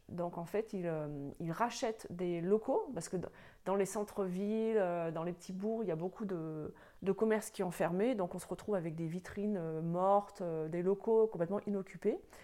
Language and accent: French; Drôme, Auvergne-Rhône-Alpes, France; moved away as an adult; also born or lived in Grenoble / Paris / Sydney, Australia; je suis dromoise de naissance. Euh, et, je suis revenue dans ma région natale euh, il y a à peine deux ans